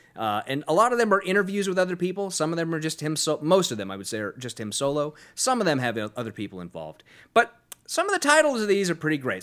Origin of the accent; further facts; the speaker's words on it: Sacramento, California, United States; my hometown of Sacramento